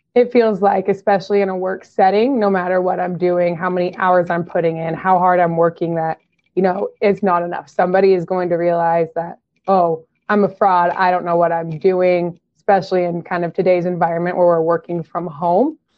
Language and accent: English; Nebraska, United States; I am from Nebraska